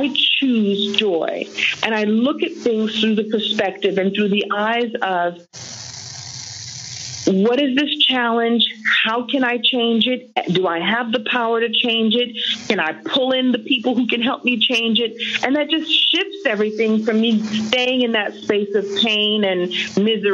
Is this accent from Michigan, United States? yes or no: no; New York City, New York, United States; moved away as an adult; Yeah, I was born and bred in Brooklyn. I lived in Brooklyn until I was about 28 years old.